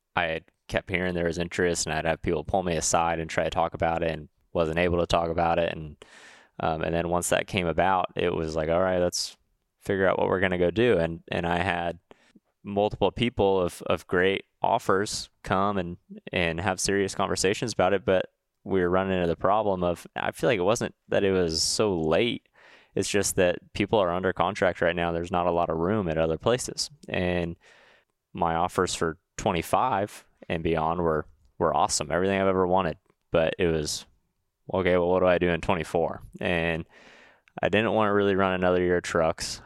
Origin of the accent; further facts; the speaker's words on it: Huntington Beach, California, United States; I'm from Huntington Beach, California